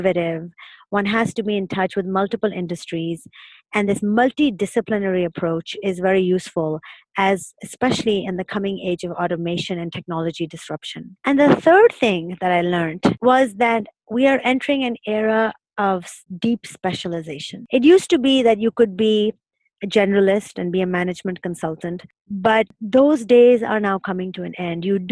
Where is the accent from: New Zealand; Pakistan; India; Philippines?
Pakistan; moved away as an adult; also born or lived in Berlin / New York / Massachusetts; now in Singapore; I grew up in Pakistan